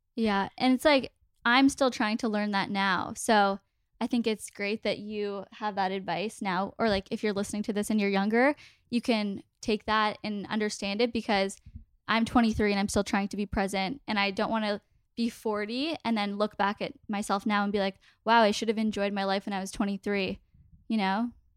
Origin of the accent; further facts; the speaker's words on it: Toronto, Ontario, Canada; We're both from Toronto